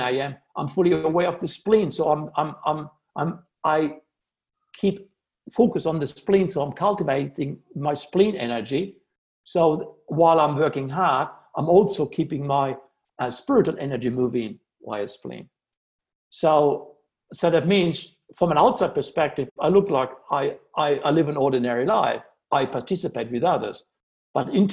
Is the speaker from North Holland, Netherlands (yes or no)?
yes; Amsterdam, North Holland, Netherlands; I grew up in Amsterdam